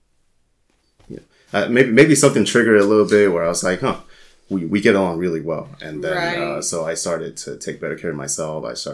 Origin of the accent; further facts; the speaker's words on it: San Jose, California, United States; moved away as an adult; So I grew up in the Bay Area. So I grew up in San Jose, California